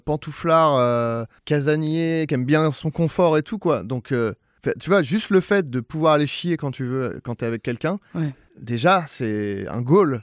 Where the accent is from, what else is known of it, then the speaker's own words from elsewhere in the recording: Saint-Germain-en-Laye, Île-de-France, France; c'est Saint-Germain-en-Laye, c'est très bourgeois